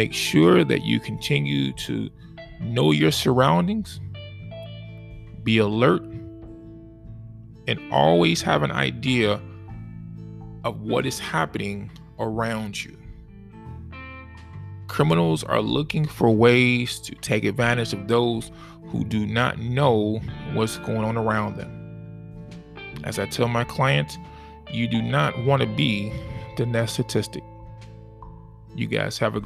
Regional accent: Chicago, Illinois, United States; my hometown, my city, and my state

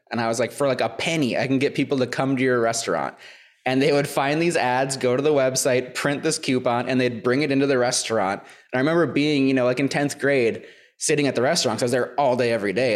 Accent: Minnesota, United States; my hometown. I'm from Minnesota

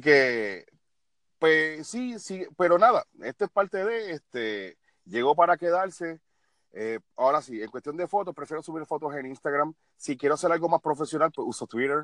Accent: Puerto Rico; lacerar la imagen tuya como puertorriqueño

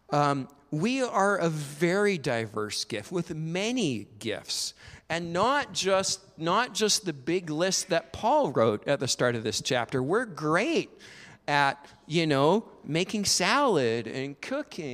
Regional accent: Alberta, Canada; I grew up in Alberta

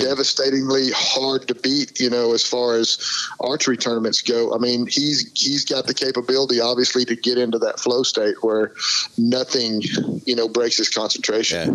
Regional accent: Arkansas, United States; also born or lived in Weatherford, Texas; I'm in Arkansas right now. This is my home state, and um, I live in Little Rock

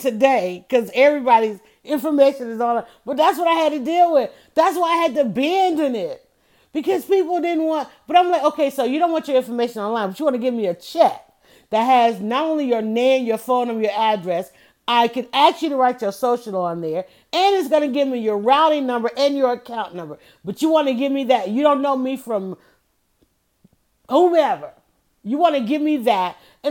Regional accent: Atlanta, Georgia, United States; because I was known all around the world and saying I was from Atlanta, everybody wanted to know about Atlanta.

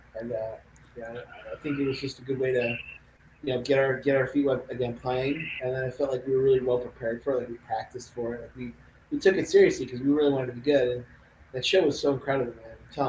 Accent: Buffalo, New York, United States; now in Los Angeles, United States; I'm from Buffalo, New York.

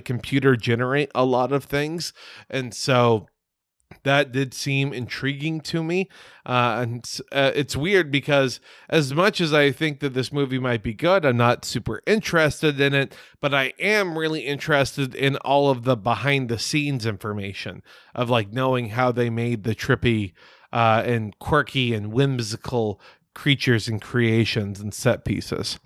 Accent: United States; I'm an ignorant as fuck American.

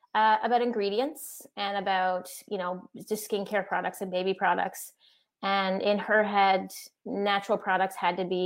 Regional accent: Newfoundland and Labrador, Canada; moved away; I grew up in Newfoundland

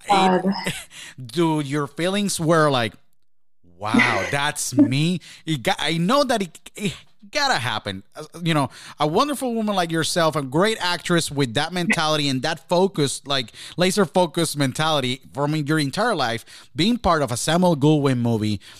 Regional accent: Shrewsbury, New Jersey, United States; also born or lived in Jacksonville; I came from Shrewsbury, New Jersey, then I went to Jacksonville, and I make it here

